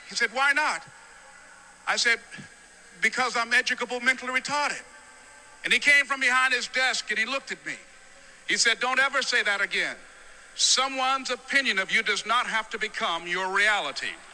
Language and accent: English; Miami, Florida, United States; I was born in Miami, Florida, in an area called Liberty City in an abandoned building on a hard linoleum floor with my twin brother